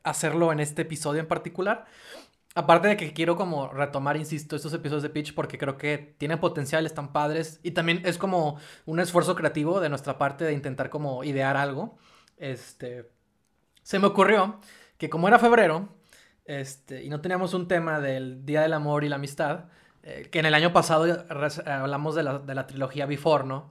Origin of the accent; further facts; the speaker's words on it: Monterrey, Nuevo León, Mexico; como nosotros, como de regios